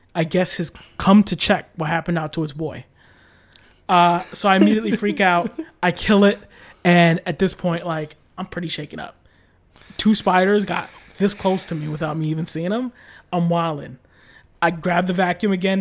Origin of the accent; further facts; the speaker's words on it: United States; I'm American